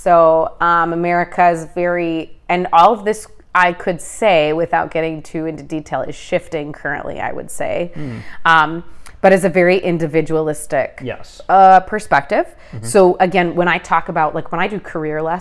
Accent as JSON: {"language": "English", "region": "Midwest", "country": "United States", "tie": "born or raised there", "said": "I grew up in the Midwest. I've never lived anywhere else."}